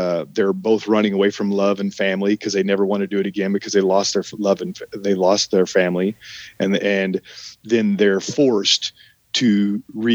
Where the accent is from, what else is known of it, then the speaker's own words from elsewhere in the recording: Oklahoma, United States; moved away as an adult; also born or lived in Arkansas; now in Los Angeles, United States; I'm from Oklahoma. I mean, I grew up in Oklahoma